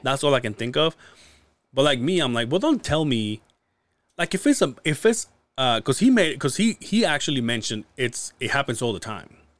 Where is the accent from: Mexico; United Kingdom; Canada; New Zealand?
Mexico; Mérida, Yucatán; now in Utah, United States; "Mérida, Yucatán," which is where I'm from